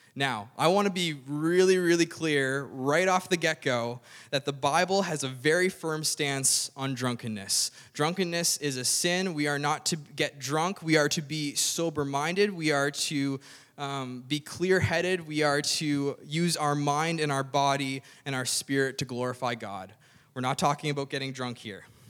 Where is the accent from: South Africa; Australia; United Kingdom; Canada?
Canada; Cape Breton, Nova Scotia; I grew up in Cape Breton